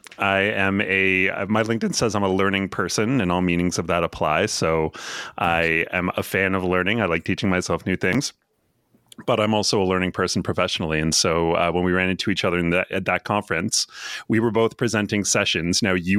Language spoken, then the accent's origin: English; Canada; I'm Canadian, too.